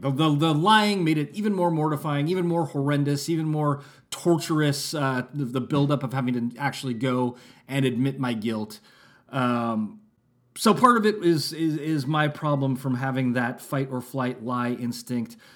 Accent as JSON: {"language": "English", "town": "Santa Rosa", "region": "California", "country": "United States", "tie": "born or raised there", "said": "I had gone to a school in Santa Rosa, California for fourth and fifth grade, and then we moved, and I was going to a new school for sixth grade"}